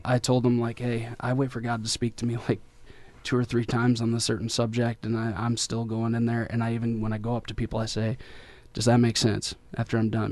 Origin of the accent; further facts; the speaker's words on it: Detroit, Michigan, United States; moved away as an adult; now in Kentucky, United States; I'm from Detroit, so I'm half hood, half holy